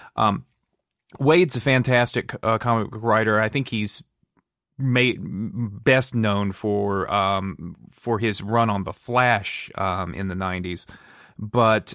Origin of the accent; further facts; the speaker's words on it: Durham, North Carolina, United States; I'm from Durham, North Carolina